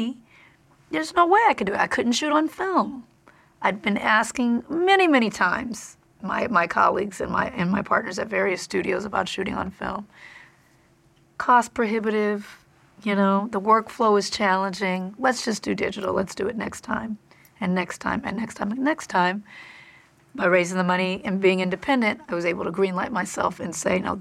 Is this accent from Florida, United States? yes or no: no; Compton, California, United States; I'm from Compton